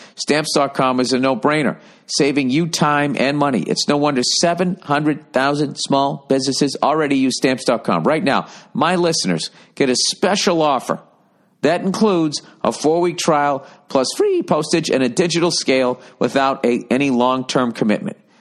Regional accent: outside of Boston, Massachusetts, United States; growing up outside of Boston

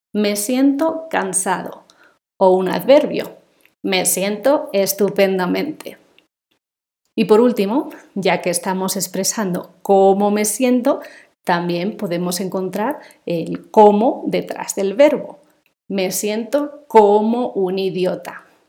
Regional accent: Spain; first language Spanish; moved away; nací en España me crié y estudié allí y he hablado español toda mi vida

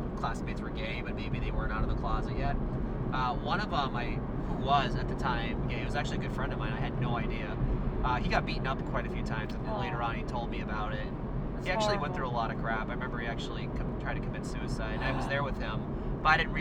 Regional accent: North Dakota, United States; now in New York, United States; I grew up in North Dakota

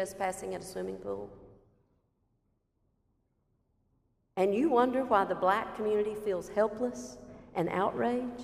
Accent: South Carolina, United States; moved away as an adult; a white woman pastor born and raised in South Carolina and now living only a few miles away from that state line

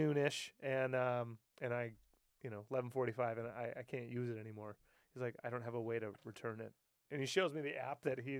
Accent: United States; I'm American.

